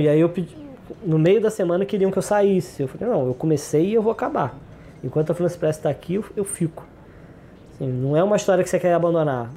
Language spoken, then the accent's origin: Portuguese; Rio de Janeiro, Brazil; also born or lived in São Gonçalo; Eu, eu, cresci em Jacarepaguá, eu sou de São Gonçalo, é, mas cresci na Zona Oeste, cresci em Jacarepaguá